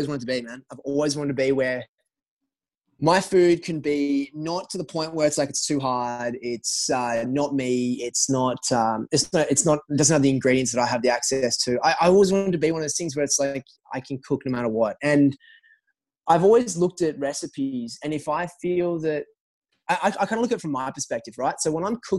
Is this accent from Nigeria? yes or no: no; Australia; moved away as an adult; now in United States; growing up in Australia